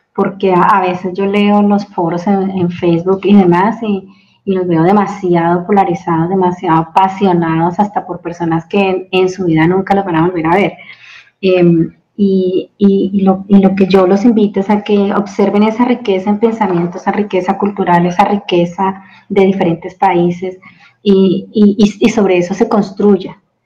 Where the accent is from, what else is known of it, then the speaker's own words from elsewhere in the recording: Bogotá, Colombia; moved away as an adult; also born or lived in Oklahoma, United States; now in Chihuahua, Mexico; soy colombiana, nacida en la ciudad de Bogotá, la capital de Colombia